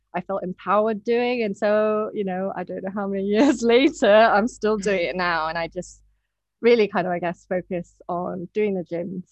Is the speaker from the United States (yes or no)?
no; Hong Kong; moved away as an adult; now in United Kingdom; I'm Japanese and I was born and brought up in Hong Kong. And I moved to the UK when I was 18.